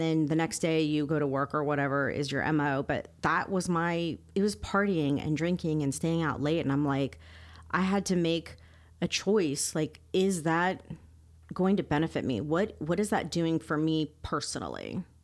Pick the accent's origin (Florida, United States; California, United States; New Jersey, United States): Florida, United States; Miami; I grew up in Miami